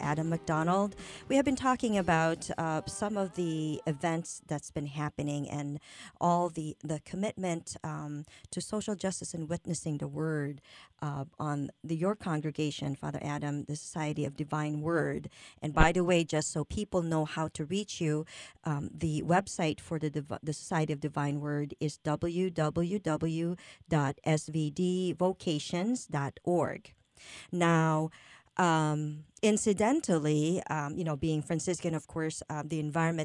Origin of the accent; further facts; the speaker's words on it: Philippines; I'm from the Philippines